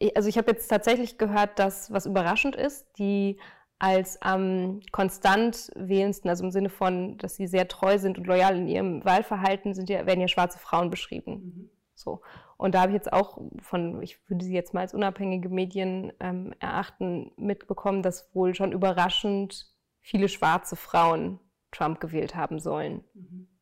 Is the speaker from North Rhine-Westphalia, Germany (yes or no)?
yes; Münster, North Rhine-Westphalia, Germany; moved away as an adult; also born or lived in Dortmund; now in Berlin, Germany; gebürtig bin ich aus Münster, ähm, in Nordrhein-Westfalen, schön im Münsterland gelegen. Äh, da bin ich geboren, aufgewachsen.